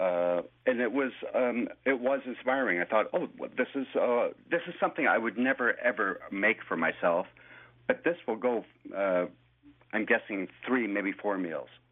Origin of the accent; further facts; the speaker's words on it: Scotland, United Kingdom; now in Toronto, Canada; I'm also Scottish